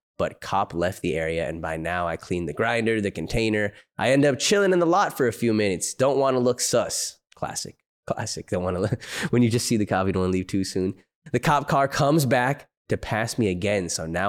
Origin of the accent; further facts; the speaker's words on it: New Jersey, United States; Back in high school, growing up in New Jersey, I would smoke in my car at any empty parking lot.